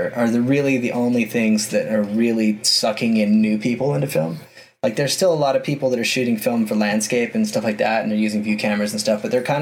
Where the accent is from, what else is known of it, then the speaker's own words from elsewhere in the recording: Utah, United States; my home state of Utah